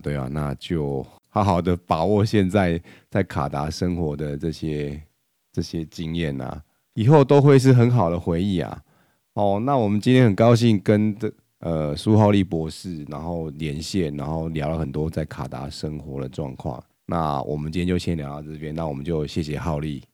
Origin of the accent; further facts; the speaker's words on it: Taiwan; 我们台湾人